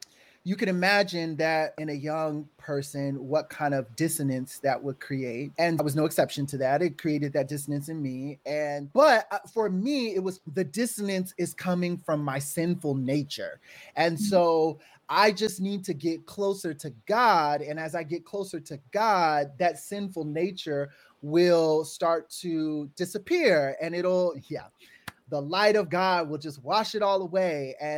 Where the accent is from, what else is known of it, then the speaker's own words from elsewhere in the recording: California, United States; I'm from the Bay Area. And so San Francisco was like my best friend.